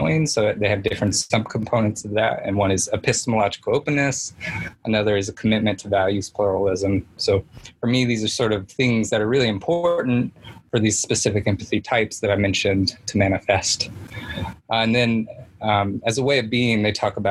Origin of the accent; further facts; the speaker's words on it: Indiana, United States; I'm from Indiana